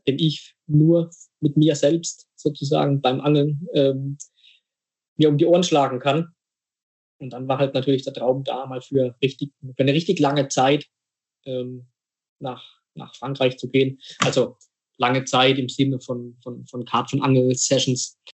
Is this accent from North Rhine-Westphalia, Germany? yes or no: no; Rhineland-Palatinate, Germany; großes Fußballidol von mir als Pfälzer, ich meine, ist ja klar, ist, ist äh, Fritz Walder.